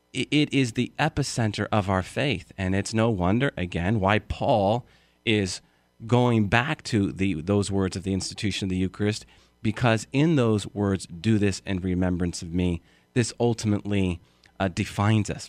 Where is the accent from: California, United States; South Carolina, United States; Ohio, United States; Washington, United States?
California, United States; San Ramon; moved away; My hometown was San Ramon.